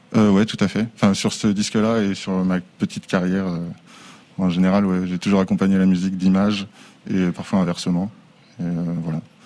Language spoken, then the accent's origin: French; Angers, Pays de la Loire, France; now in Les Sables-d'Olonne, France; Je suis né à Angers